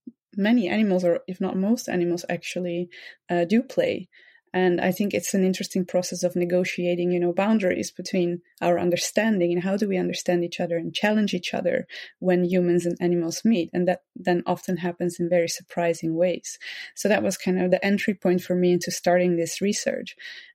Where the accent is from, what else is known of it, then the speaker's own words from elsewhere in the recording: Netherlands; I grew up in the Netherlands, in the countryside, actually, together with many other animals.